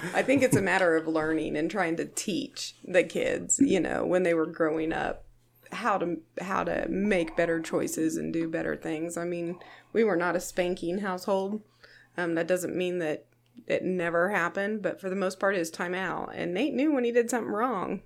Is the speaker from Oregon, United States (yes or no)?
no; Nickerson, Kansas, United States; I grew up here in Reno County, Nickerson